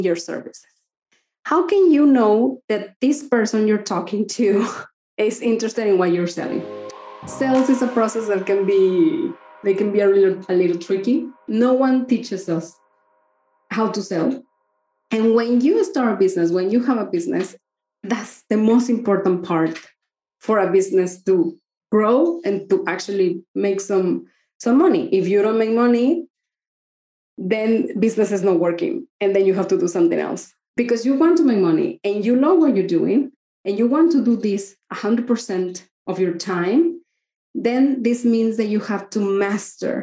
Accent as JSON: {"language": "English", "country": "Mexico", "said": "I'm from Mexico and we don't talk about money"}